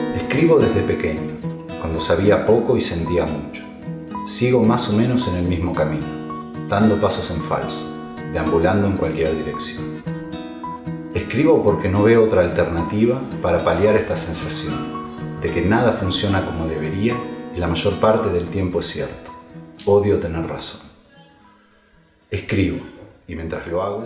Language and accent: Spanish; Mar del Plata, Buenos Aires Province, Argentina; moved away as an adult; now in Valencia, Spain; Tengo 35 años y nací en Mar del Plata, Argentina